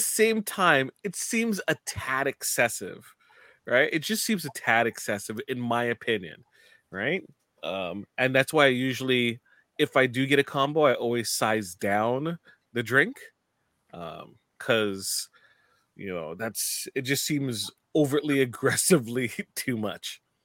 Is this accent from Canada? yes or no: yes; Canada; from a Canadian stand, standpoint